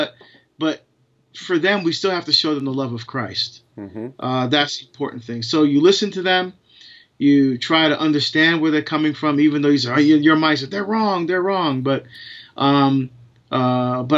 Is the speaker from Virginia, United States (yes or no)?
no; New Jersey, United States; moved away as an adult; now in Portland, United States; I'm originally from New Jersey